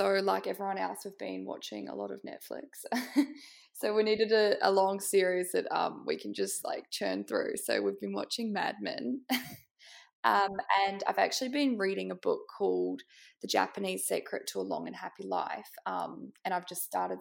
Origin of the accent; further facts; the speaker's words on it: New Zealand; moved away as an adult; now in Melbourne, Australia; I'm from New Zealand originally